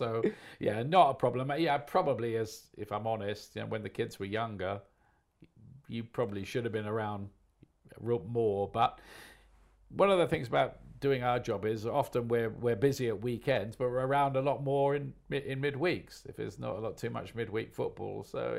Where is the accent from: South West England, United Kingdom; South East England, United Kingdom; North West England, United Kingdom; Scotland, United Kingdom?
South East England, United Kingdom; Portsmouth; I support Portsmouth because I was born and brought up in Portsmouth.